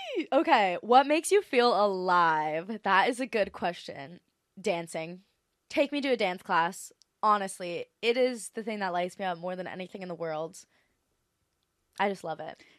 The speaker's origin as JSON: {"language": "English", "area": "Maui", "region": "Hawaii", "country": "United States", "tie": "born or raised there", "also_born_or_lived": "Los Angeles / Australia", "moved": "yes", "said": "I feel like Maui's my hometown."}